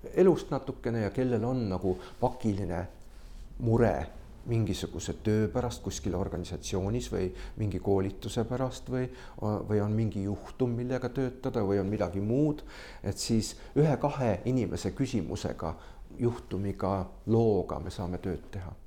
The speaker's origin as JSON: {"language": "Estonian", "country": "Estonia", "said": "mina ja Signe oleme Eestist"}